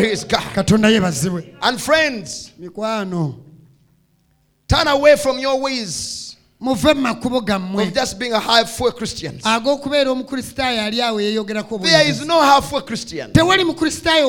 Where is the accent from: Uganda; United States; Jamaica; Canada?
Uganda; I was from Uganda